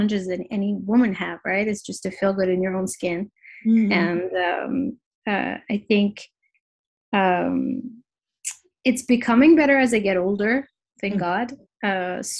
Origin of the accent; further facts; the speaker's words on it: Paris, Île-de-France, France; moved away as an adult; also born or lived in New York; I am born and raised in Paris, but I have lived in New York for 7 years and just recently moved back to Paris, my hometown.